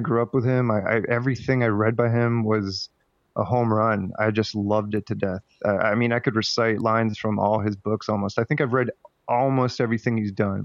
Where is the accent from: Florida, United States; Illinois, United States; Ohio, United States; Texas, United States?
Florida, United States; Miami; moved away as an adult; now in New York, United States; I was raised in Miami, but as soon as I graduated, I just went.